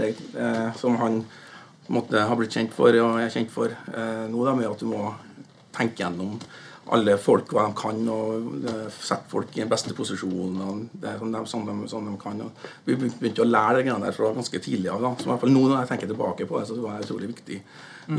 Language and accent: Norwegian; Fannrem, Trøndelag, Norway; also born or lived in Stranda; now in New York, United States; Jeg vokste opp i, i Orkdal, eller på Fannrem